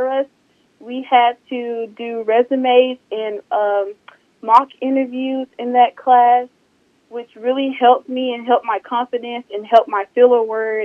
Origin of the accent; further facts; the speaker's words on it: Southaven, Mississippi, United States; I'm from South Haven, Mississippi, and I got to Northwest by the recruiters at my high school